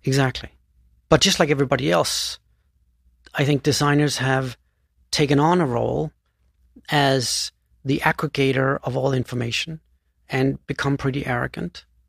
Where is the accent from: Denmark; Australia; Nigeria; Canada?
Denmark; moved away; So I was born in, in, uh, Denmark, and I grew up on this tiny island south of Sweden, uh, which has forty thousand inhabitants